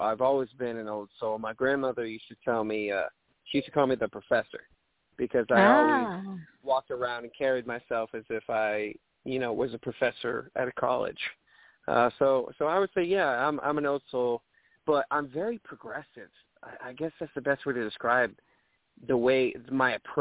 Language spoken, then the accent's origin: English; Augusta, Maine, United States; moved away; also born or lived in Los Angeles / Nashville; I grew up in Maine